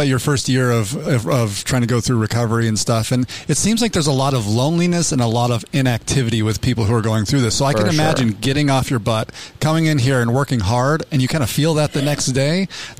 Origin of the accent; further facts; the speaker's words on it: Salt Lake City, Utah, United States; moved away; I grew up in Salt Lake City, Utah. I'm not a Mormon. My dad was a Southern Baptist pastor up there.